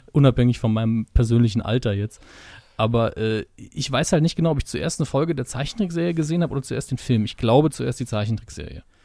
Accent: Saarland, Germany; Ich bin Saarländer, das ist mit dem S immer sehr problematisch bei uns

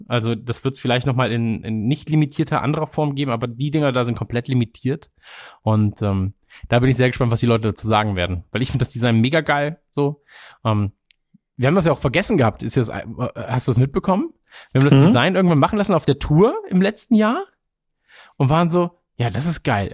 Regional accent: Krefeld, North Rhine-Westphalia, Germany; now in Munich, Germany; in Krefeld, quasi in meiner Heimat

